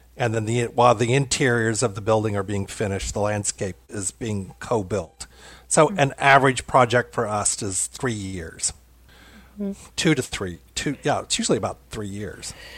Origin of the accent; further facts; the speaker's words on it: Louisville, Kentucky, United States; also born or lived in Seattle, Washington; I come from German heritage in Louisville, Kentucky, which is where I am now